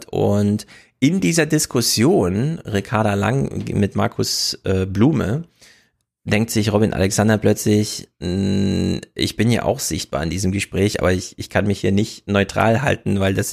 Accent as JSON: {"language": "German", "region": "North Rhine-Westphalia", "country": "Germany", "said": "Ich komme aus dem Sauerland, also bei uns scheint die Sonne nachts nicht."}